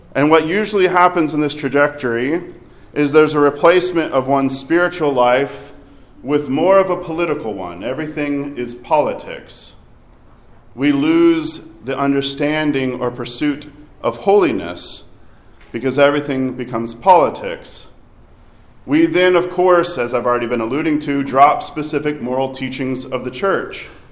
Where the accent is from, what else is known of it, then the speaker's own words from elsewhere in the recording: Arkansas, United States; I grew up in Arkansas.